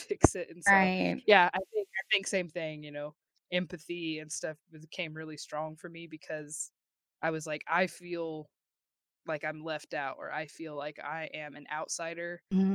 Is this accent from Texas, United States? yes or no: yes; Texas, United States; we grew up in, you know, very small Texas towns